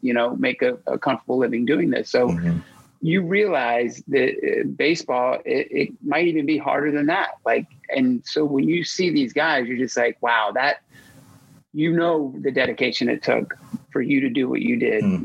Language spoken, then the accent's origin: English; Atlanta, Georgia, United States; moved away as an adult; also born or lived in Philadelphia; now in New York, United States; in my hometown, to the place I still call home, you know, I mean, I've lived in New York for 20 plus years and I still call Atlanta